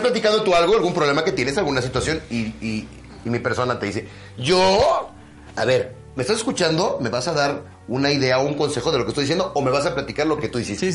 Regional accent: Mexico; soy orgullosamente mexicano

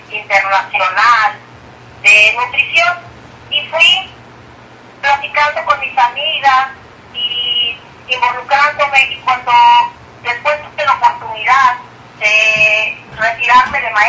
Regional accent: Mexico; first language Spanish; moved away as an adult; now in Corpus Christi, United States

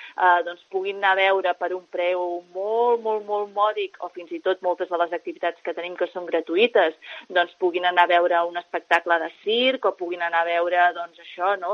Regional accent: Calella, Catalonia, Spain; moved away as an adult; now in Valls d'Àneu, Spain; Jo mateixa que sóc de Calella de, de, del Maresme

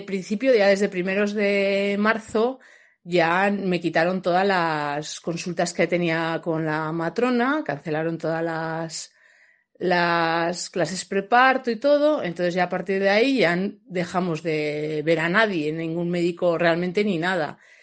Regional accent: Logroño, La Rioja, Spain; nosotros somos de Logroño

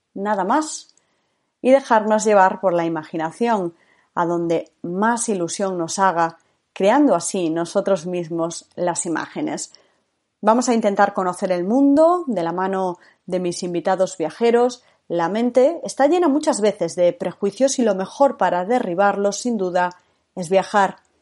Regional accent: Galicia, Spain; moved away as an adult; also born or lived in Madrid; Nací en Galicia, donde viví hasta los 18 años.

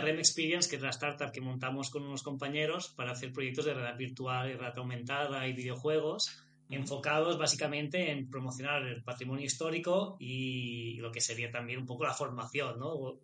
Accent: Menorca, Balearic Islands, Spain; somos los dos de Menorca

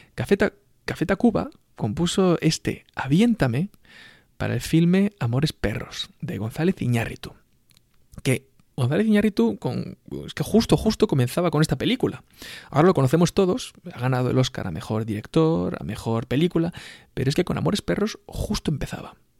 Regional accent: Spain; los españoles nos sentimos

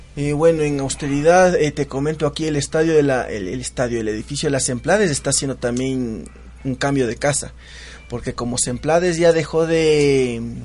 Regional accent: Quito, Pichincha, Ecuador; los quiteños

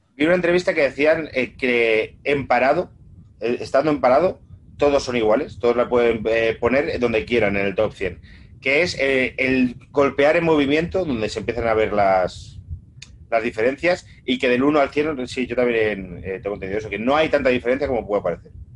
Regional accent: Castile and León, Spain; soy castellano leonés

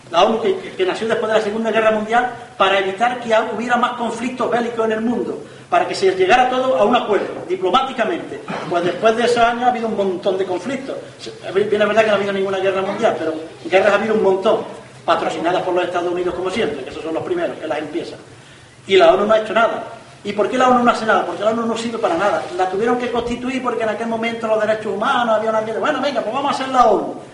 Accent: Bujalance, Andalusia, Spain; also born or lived in Andújar; yo soy de Bujalace

